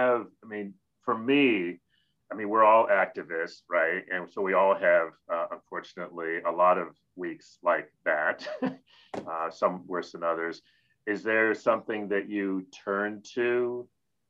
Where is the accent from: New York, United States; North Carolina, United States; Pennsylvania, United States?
New York, United States; Rochester; I grew up in Rochester, New York